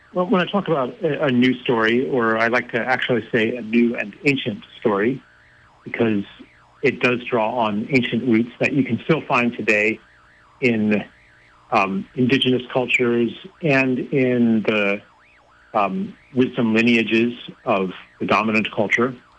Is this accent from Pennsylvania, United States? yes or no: yes; Pennsylvania, United States; I grew up in Pennsylvania